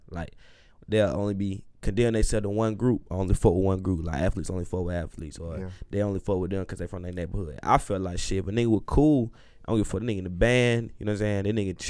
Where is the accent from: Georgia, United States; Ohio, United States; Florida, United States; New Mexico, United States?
Georgia, United States; Atlanta; Man, I'm from Southside, Atlanta, Georgia. You know, College Park area